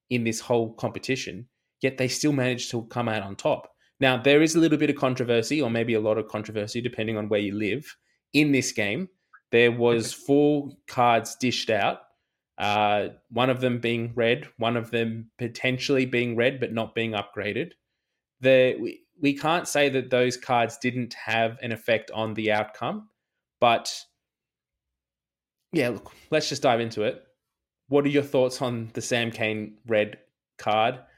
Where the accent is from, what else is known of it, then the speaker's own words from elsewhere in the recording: Australia; as an Australian